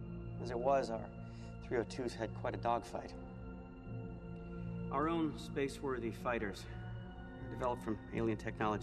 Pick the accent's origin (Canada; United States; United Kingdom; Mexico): Canada; Well, ZPM. Sorry, I'm Canadian.